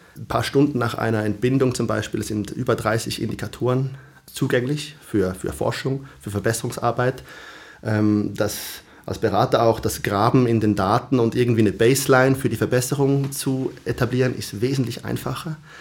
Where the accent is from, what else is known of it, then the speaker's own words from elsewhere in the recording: Switzerland; moved away as an adult; now in Stockholm, Sweden; als Schweizer